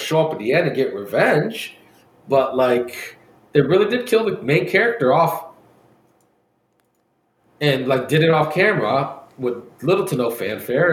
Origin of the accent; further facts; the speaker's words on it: Ohio, United States; we're from Ohio